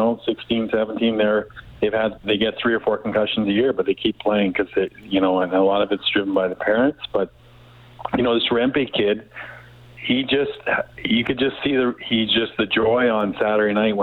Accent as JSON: {"language": "English", "town": "Edmonton", "region": "Alberta", "country": "Canada", "moved": "yes", "lives_now": "Calgary, Canada", "said": "I'm from Edmonton, but I live in Calgary."}